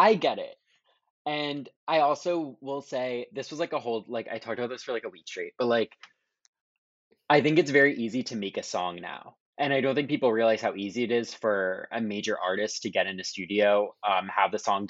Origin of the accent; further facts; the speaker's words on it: New Jersey, United States; we're both from New Jersey.